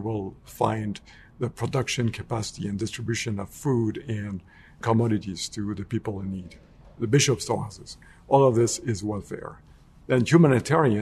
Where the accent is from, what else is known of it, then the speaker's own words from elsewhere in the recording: France; moved away; I grew up in France, as a young man